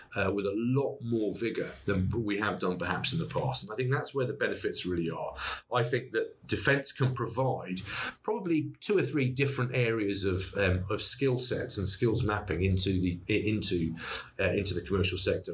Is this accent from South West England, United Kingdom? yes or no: yes; Wiltshire, South West England, United Kingdom; I'm from Wiltshire